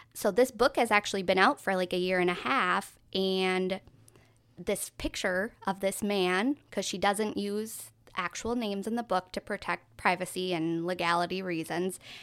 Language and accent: English; Minnesota, United States; we're from Minnesota.